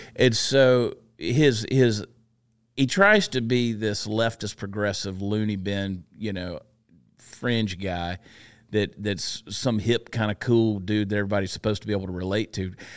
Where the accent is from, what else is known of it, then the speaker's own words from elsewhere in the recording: Georgia, United States; also born or lived in New Jersey; now in Texas, United States; I grew up in Georgia.